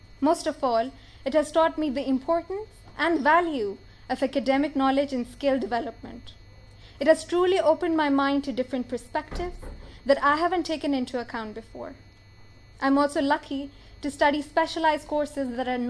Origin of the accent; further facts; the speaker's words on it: Pakistan; moved away as an adult; I'm from Pakistan